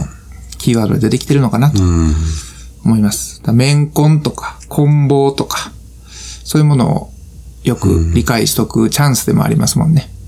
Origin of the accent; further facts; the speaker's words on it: Kansai, Japan; accent: Kansai dialect; 関西弁が出てまう